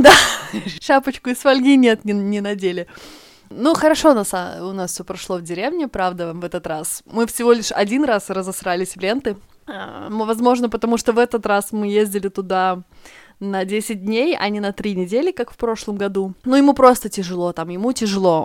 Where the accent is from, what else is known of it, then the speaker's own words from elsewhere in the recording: Estonia; moved away as an adult; now in Sweden; я девочка из Эстонии, приехала работать в Швецию